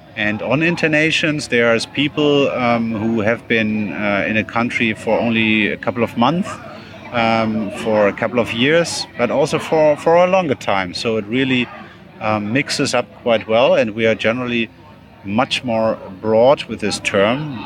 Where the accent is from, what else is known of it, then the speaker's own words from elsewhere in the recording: Bonn, North Rhine-Westphalia, Germany; moved away; I grew up in Bonn. I went here to high school